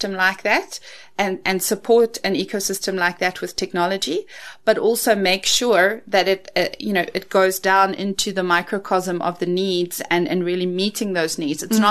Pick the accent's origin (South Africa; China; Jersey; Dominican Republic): South Africa; growing up in the Afrikaans culture